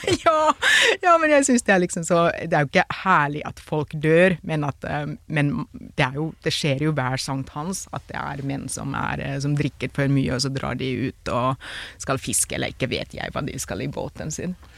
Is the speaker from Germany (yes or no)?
no; Finland; Norwegian is a second language; now in Norway